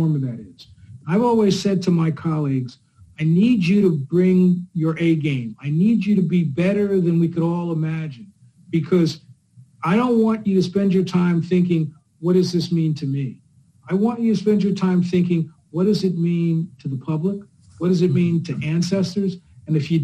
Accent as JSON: {"language": "English", "region": "New Jersey", "country": "United States", "also_born_or_lived": "Chicago", "moved": "as an adult", "said": "I'm a kid from Jersey"}